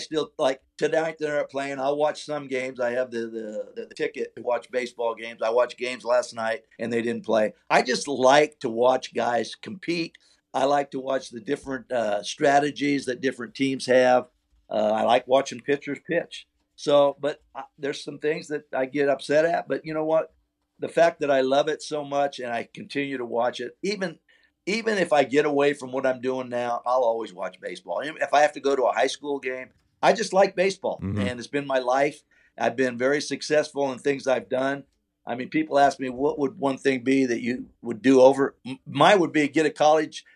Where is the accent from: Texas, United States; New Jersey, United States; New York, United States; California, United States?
California, United States; I'm from California